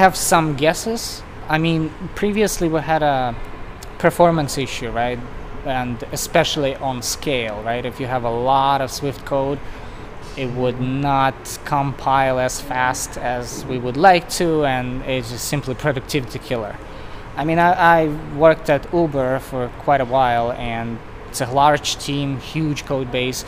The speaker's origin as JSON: {"language": "English", "country": "Russia", "moved": "as an adult", "lives_now": "United States", "said": "I moved to the US probably like 9 years ago. So I'm originally from Russia"}